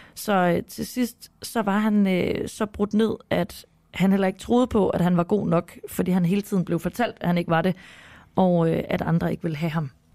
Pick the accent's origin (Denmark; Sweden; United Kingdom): Denmark; nu er jeg jo også fra Jylland